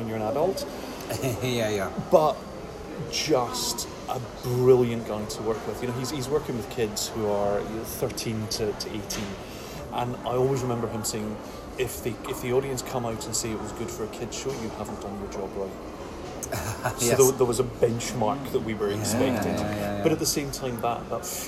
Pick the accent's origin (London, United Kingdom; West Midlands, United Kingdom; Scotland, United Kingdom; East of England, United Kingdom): Scotland, United Kingdom; Glasgow; I was born in Glasgow. I come from the other end of the country, and grew up in the very grey industrial Glasgow 1970s